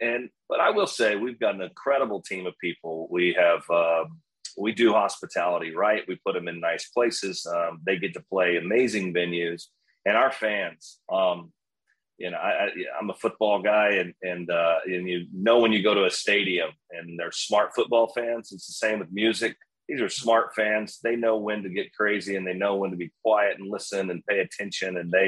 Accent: Oklahoma, United States; moved away as an adult; now in Key West, United States; I'm originally from Oklahoma, just recently in the last 5 years moved here.

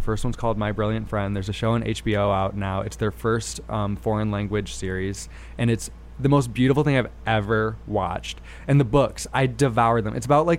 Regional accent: East Grand Rapids, Michigan, United States; now in New York, United States; American Pie took place in my hometown.

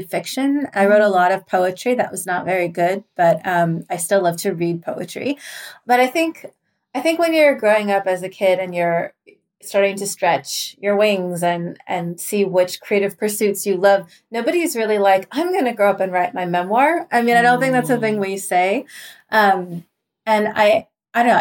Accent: Southern Oregon, United States; moved away as an adult; also born or lived in Seattle, Washington; now in Washington, D.C. area, United States; I was born and adopted in Seattle, and I spent like most of the first 18 years of my life in a little town in Southern Oregon

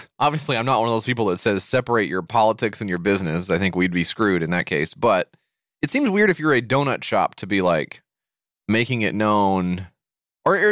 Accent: United States; as an American growing up

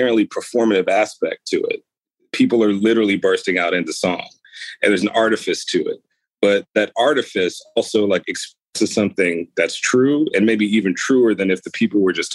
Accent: United States; I grew up in America

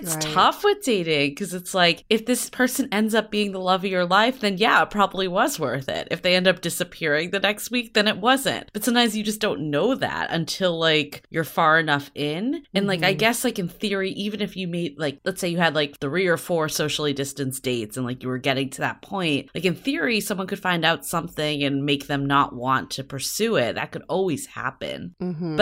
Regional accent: East Coast, United States; now in San Francisco, United States; I'm from the East Coast and I have a very thick skin when it comes to cold

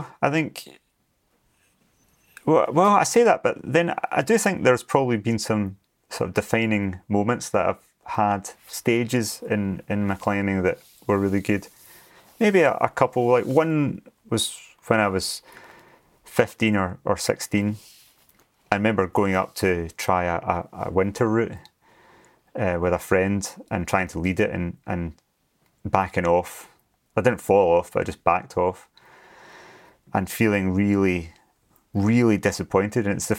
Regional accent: Glasgow, Scotland, United Kingdom; also born or lived in Scottish Highlands; I grew up in Glasgow in Scotland and moved up to the mountains.

